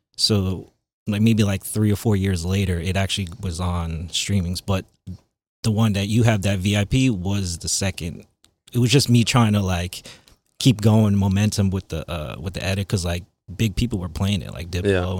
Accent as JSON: {"language": "English", "area": "Long Island", "region": "New York", "country": "United States", "tie": "born or raised there", "also_born_or_lived": "Queens, New York", "said": "I was born in Queens. Yeah, and then I was raised in Long Island."}